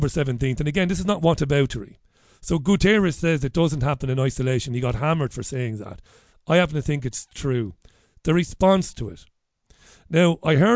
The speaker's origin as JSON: {"language": "English", "town": "Waterford", "country": "Ireland", "tie": "born or raised there", "said": "as a kid who would hang around the Socialist Workers' Party and the Labour Party in Ireland, and even Sinn Féin in Waterford"}